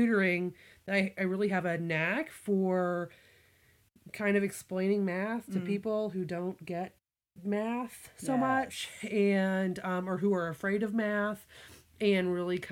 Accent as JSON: {"language": "English", "region": "Missouri", "country": "United States", "tie": "born or raised there", "also_born_or_lived": "Virginia", "moved": "as an adult", "said": "My family, I grew up in Missouri"}